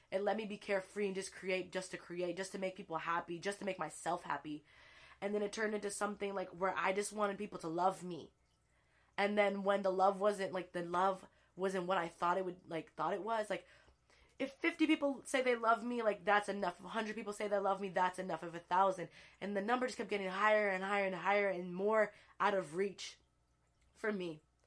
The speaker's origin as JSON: {"language": "English", "town": "El Sobrante", "region": "California", "country": "United States", "tie": "born or raised there", "moved": "yes", "said": "I grew up in El Sobronte, California"}